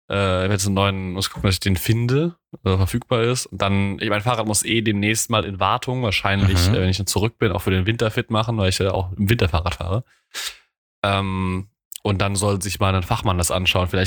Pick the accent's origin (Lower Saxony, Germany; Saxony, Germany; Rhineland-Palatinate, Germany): Rhineland-Palatinate, Germany; Mainz; accent: Mainzerisch; Ich spabbel hier Mainzerisch, da versteht mich auch keiner.